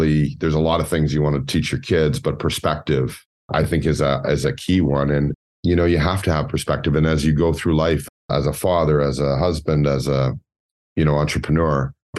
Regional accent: Scarborough, Ontario, Canada; I grew up in Scarborough, single parent

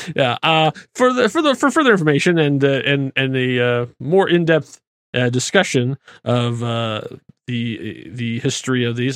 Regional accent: Indianapolis, Indiana, United States; I grew up in Indianapolis

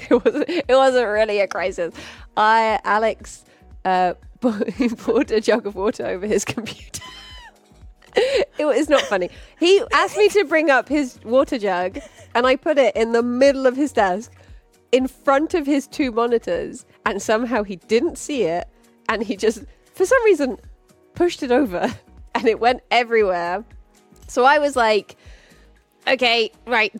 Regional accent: United Kingdom; I'm just very British.

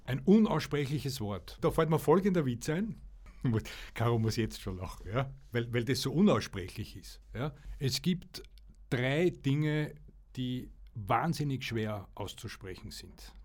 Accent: Austria; Bei uns in Österreich

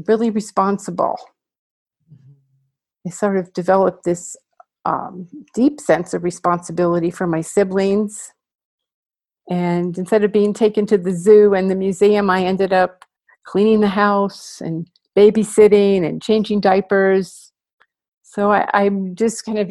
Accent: New York City, New York, United States; I grew up in New York City, which is where I was born.

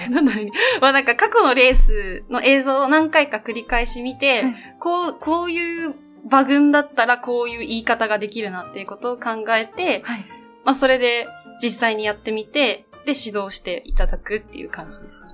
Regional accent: Kumamoto, Japan; 熊本県です。

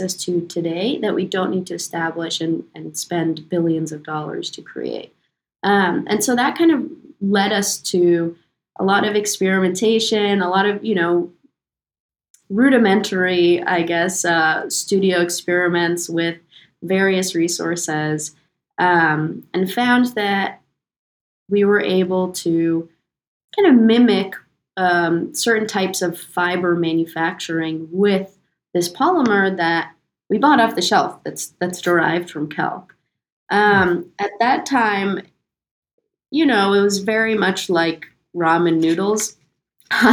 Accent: New York, United States; also born or lived in London; we're originally from New York, Alex, Aaron, and myself

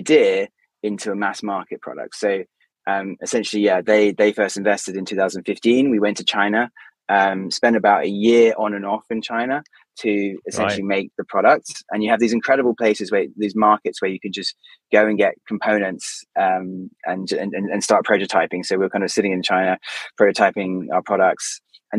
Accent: United Kingdom; obviously we're both British

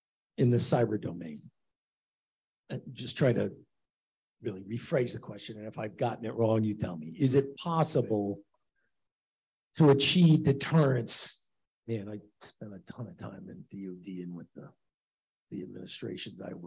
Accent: Chicago, Illinois, United States; as a Chicagoan

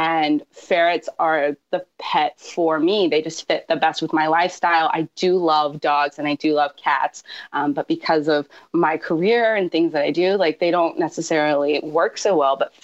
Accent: Georgia, United States; now in California, United States; I grew up in Georgia where they're legal pets

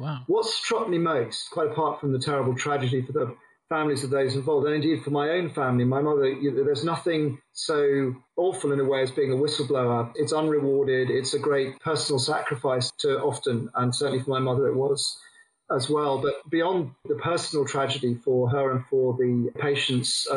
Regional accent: England, United Kingdom; now in Australia; came back to England

